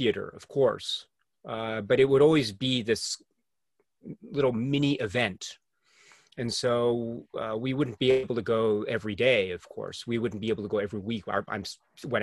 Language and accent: English; United States; also born or lived in Japan; I was also growing up in the U.S. at the time